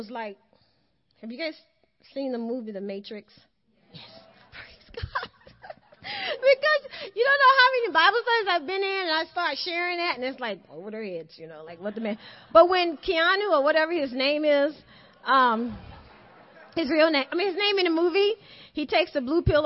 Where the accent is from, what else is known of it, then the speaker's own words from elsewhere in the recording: the South, United States; I'm from the South, you know, like we love to eat